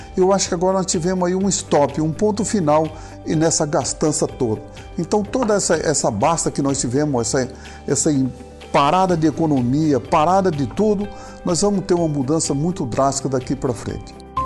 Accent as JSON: {"language": "Portuguese", "country": "Brazil", "said": "nós que somos brasileiros"}